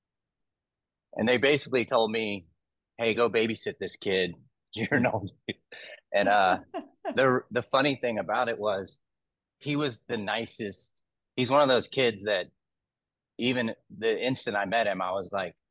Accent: Texas, United States; I'm from Texas

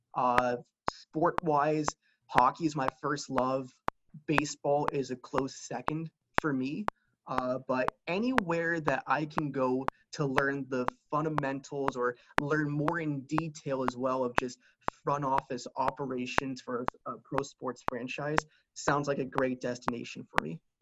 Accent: Lehigh Valley, Pennsylvania, United States; growing up in the Lehigh Valley area

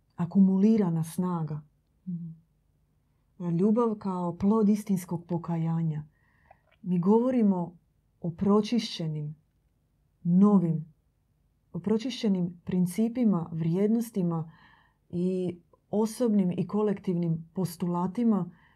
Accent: Croatia; kod nas u Hrvatskoj

